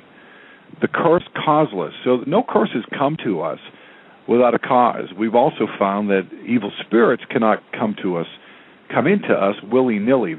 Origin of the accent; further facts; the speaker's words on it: New England, United States; I grew up in New England